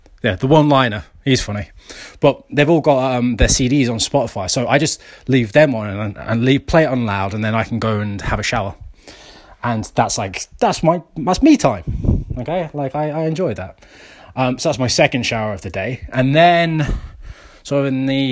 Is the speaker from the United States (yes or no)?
no; United Kingdom; I'm British